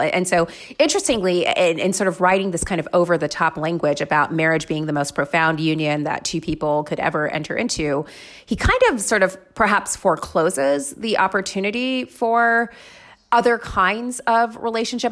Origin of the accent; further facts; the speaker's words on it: Florida, United States; I grew up in Florida